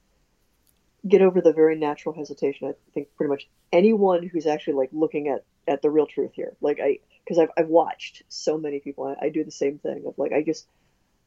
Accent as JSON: {"language": "English", "region": "Ohio", "country": "United States", "said": "we're both from Ohio, so Midwest."}